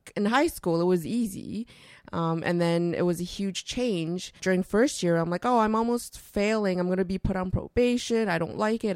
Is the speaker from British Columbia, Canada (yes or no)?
no; Toronto, Ontario, Canada; also born or lived in Vancouver; I was born in Vancouver, and then we moved to Toronto when I was, uh, really, really young